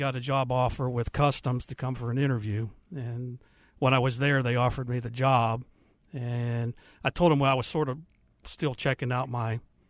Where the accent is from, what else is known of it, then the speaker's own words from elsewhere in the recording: Canonsburg, Pennsylvania, United States; now in Charlotte, United States; I'm from up around Pittsburgh, Pennsylvania, a little town called Cannonsburg. And, yes, I'm a Yankee that moved down here.